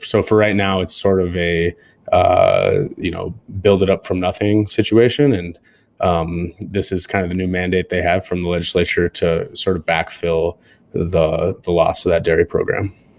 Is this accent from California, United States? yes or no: no; Montana, United States; we're from Montana